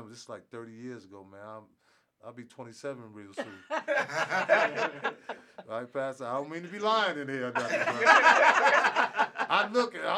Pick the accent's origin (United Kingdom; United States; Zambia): United States; upstate New York; moved away; Back in 1981, I was going to school. I'm from New York. So I was upstate New York.